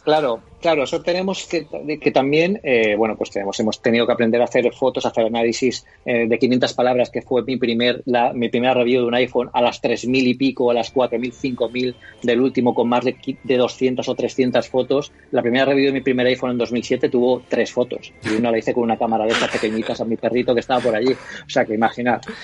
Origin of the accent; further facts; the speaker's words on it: Elche, Valencian Community, Spain; yo también soy aquí de Elche y bueno, aquí me siento un poco como en casa